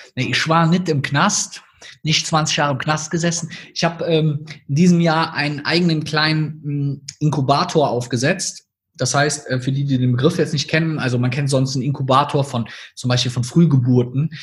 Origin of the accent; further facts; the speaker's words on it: North Rhine-Westphalia, Germany; accent: Rhineland (half Cologne); Ich sage das mal in meinem Akzent vielleicht hier so aus dem Rheinland